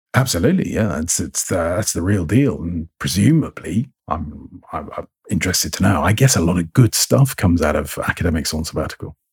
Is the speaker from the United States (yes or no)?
no; England, United Kingdom; accent: received pronunciation; I sound English. My accent is, uh, fairly middle of the road, received pronunciation, and that's because of my schooling, where I went to school. I was at boarding school